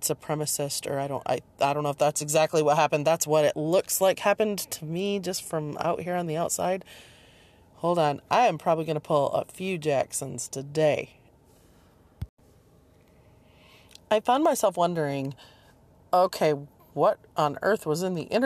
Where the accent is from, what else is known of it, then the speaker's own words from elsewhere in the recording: Michigan, United States; also born or lived in Seattle, Washington / rural Virginia; now in Virginia, United States; I grew up in Michigan and then moved to Seattle and then moved to rural Virginia